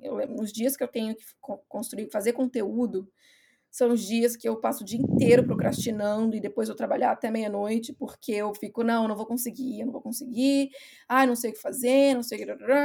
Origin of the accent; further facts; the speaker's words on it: Brazil; moved away as an adult; also born or lived in Ireland; now in Scotland, United Kingdom; eu saí do Brasil, eu fui para Irlanda